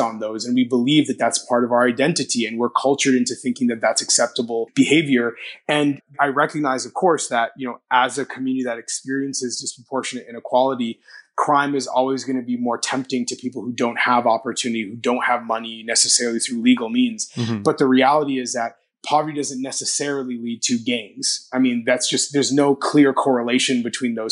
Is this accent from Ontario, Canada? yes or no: yes; Toronto, Ontario, Canada; in Toronto, my hometown